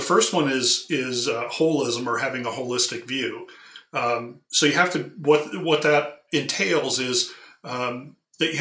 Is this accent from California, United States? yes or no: yes; California, United States; I grew up in California on the coast